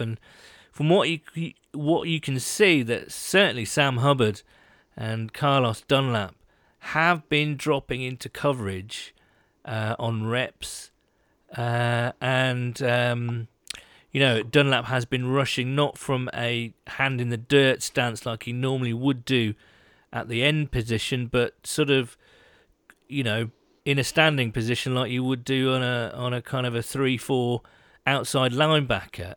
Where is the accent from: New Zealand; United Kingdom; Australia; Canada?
United Kingdom; being British